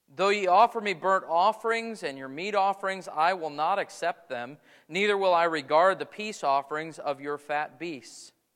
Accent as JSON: {"language": "English", "country": "United States", "said": "American Christians living in the twenty-first"}